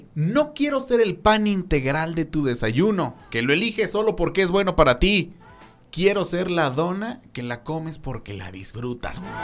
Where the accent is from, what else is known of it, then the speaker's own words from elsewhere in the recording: Mexico; así somos los mexicanos